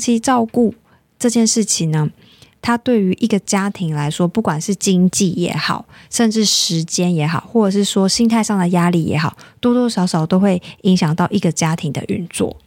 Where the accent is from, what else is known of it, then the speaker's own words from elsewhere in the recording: Taiwan; 而且我们台湾人也很好客